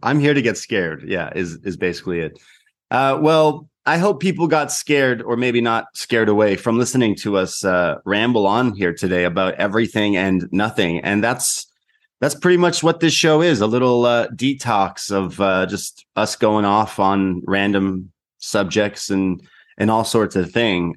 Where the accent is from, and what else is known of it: Canada